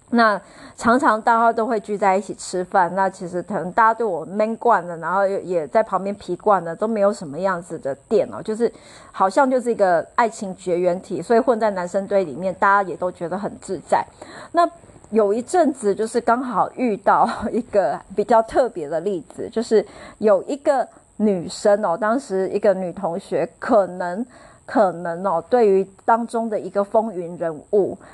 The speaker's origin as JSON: {"language": "Chinese", "region": "Chiayi", "country": "Taiwan", "tie": "born or raised there", "said": "因为我当时就是小时候是住在嘉义"}